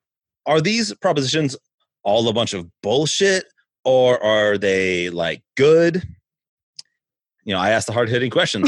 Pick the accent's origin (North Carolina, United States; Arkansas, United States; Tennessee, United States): Tennessee, United States; Nashville; I'm from Nashville. That's where we record this.